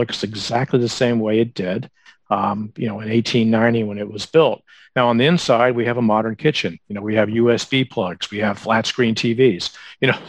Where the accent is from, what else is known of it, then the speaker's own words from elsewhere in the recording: Atlanta, Georgia, United States; also born or lived in Phoenix, Arizona; now in Charleston, United States; I'm from Atlanta originally, so I know the South. I grew up in the South.